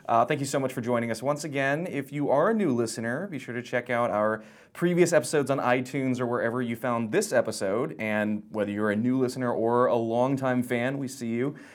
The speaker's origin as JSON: {"language": "English", "town": "Pensacola", "region": "Florida", "country": "United States", "tie": "born or raised there", "said": "I grew up in Florida, but, like, the opposite end"}